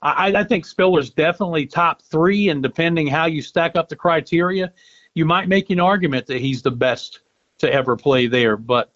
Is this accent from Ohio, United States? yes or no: yes; Cincinnati, Ohio, United States; now in Clemson, United States; We came from Cincinnati, and now I've lived here longer than any place I've ever lived except for my hometown.